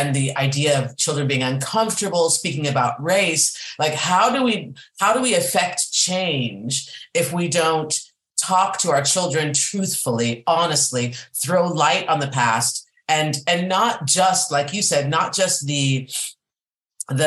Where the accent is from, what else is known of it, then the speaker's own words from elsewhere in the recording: Boulder, Colorado, United States; I grew up in Boulder, Colorado, and at the time it was 2% ethnic